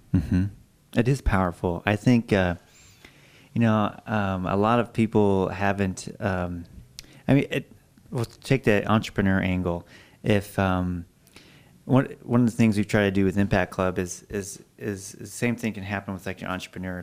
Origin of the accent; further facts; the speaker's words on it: Alaska, United States; now in Idaho, United States; I'm from Alaska